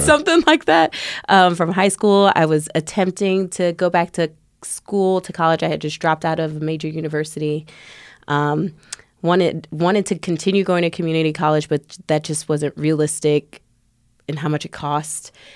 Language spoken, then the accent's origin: English; Chicago, Illinois, United States; moved away; also born or lived in Tampa, Florida; I'm not from Tampa, Florida. I'm originally from Chicago.